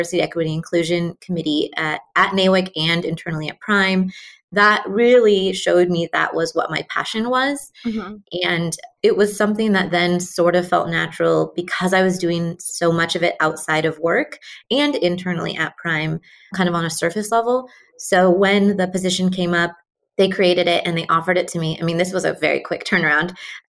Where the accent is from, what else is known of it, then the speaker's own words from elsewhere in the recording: Pacific Northwest, United States; moved away as an adult; also born or lived in New Mexico / Seattle area; I am from the Pacific Northwest, but I moved to New Mexico in 2012